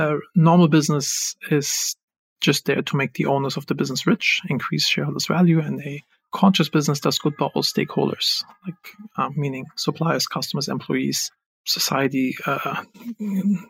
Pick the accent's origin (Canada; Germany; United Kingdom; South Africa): Germany; moved away as an adult; also born or lived in Los Angeles; I'm originally from Germany